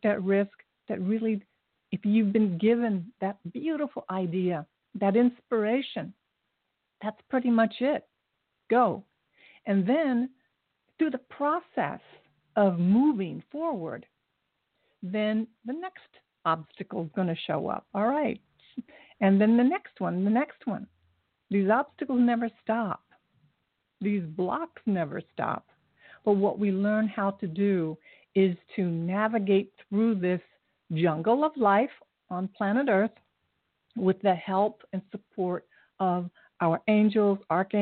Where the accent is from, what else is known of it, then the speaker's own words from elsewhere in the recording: Dayton, Ohio, United States; moved away; also born or lived in Japan / Columbus, Ohio; I was born in Japan, but I grew up in Dayton and went to college at Ohio State in Columbus